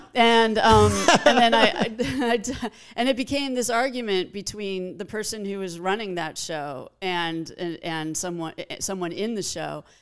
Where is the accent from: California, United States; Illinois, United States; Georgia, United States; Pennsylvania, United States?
California, United States; Los Angeles; I grew up in Pacific Palisades